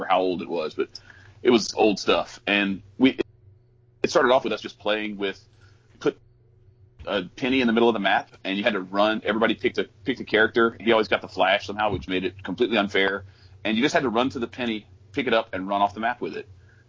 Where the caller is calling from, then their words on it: Baton Rouge, Louisiana, United States; I'm in Baton Rouge, Louisiana